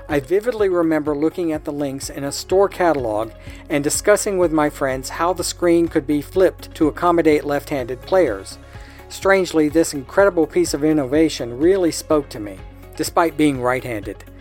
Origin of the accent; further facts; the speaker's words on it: Australia; Growing up in Australia, Sega had a strong market presence